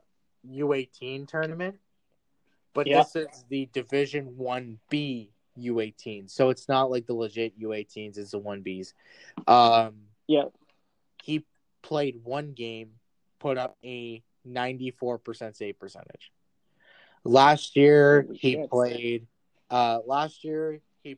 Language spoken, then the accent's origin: English; Canada; I'm Canadian